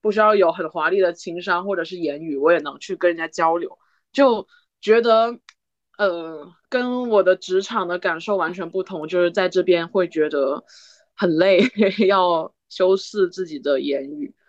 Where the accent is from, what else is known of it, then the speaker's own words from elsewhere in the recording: China; 我就用那种很你知道的，就是我仅有的一些单词去跟他说我是中国人